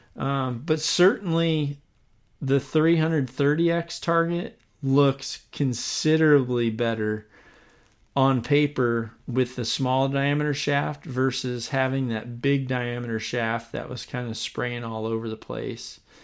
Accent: Iowa, United States; here in my home state of Iowa

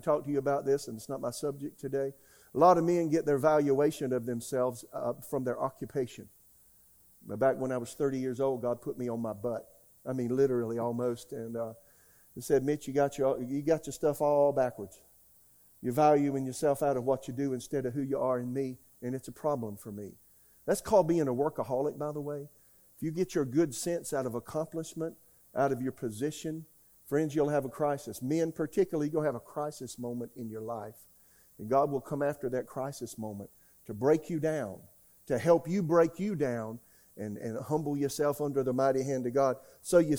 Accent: United States; also born or lived in Oklahoma; now in Raleigh, United States; I'm an American

